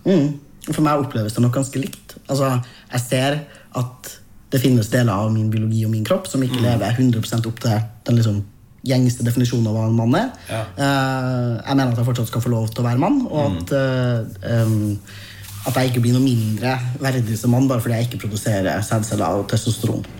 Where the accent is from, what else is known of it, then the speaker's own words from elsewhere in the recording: Trøndelag, Norway; min identitet som trønder. Den er annerledes nå enn da jeg var fem